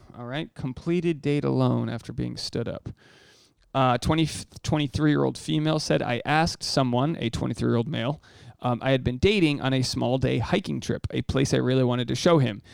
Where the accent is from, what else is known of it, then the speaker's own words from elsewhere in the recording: United States; I'm the American dude you hooked up with when you were uh, studying abroad